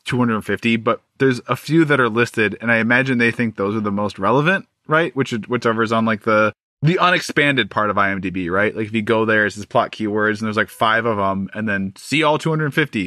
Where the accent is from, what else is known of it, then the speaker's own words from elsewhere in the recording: Midwest, United States; accent: Midwestern; My Midwestern accent